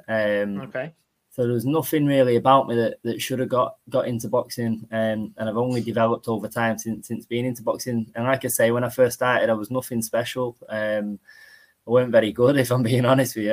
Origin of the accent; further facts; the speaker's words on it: Salford, North West England, United Kingdom; also born or lived in Eccles; I'm from Salford